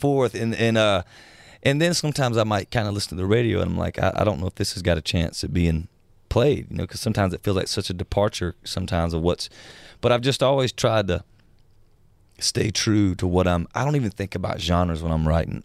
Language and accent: English; South Georgia, United States; moved away; I'm from the South, uh, South Georgia, and much of the people I grew up